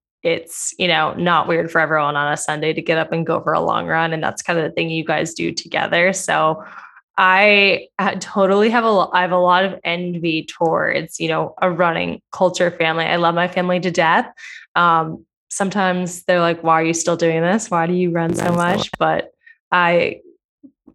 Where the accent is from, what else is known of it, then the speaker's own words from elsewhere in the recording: New Jersey, United States; moved away; I'm from New Jersey originally